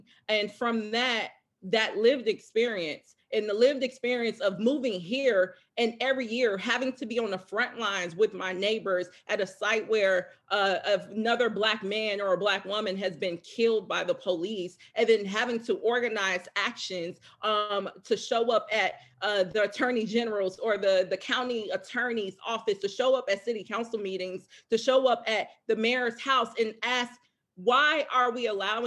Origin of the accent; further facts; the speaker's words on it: Chicago, Illinois, United States; now in Minneapolis, United States; I grew up in Chicago, one of the most racially segregated cities in the country.